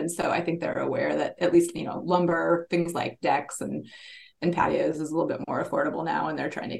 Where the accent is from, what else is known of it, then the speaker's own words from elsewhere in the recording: Iowa, United States; I grew up in Iowa